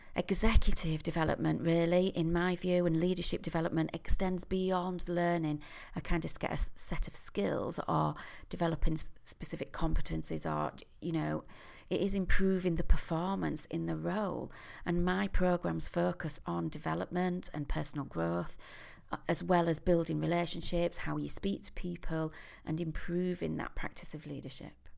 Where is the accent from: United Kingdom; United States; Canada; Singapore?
United Kingdom; York, Yorkshire and the Humber; my hometown of York